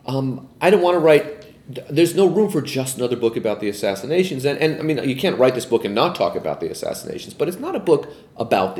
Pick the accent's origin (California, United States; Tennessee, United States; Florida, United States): California, United States; San Francisco; I grew up in San Francisco in the 70s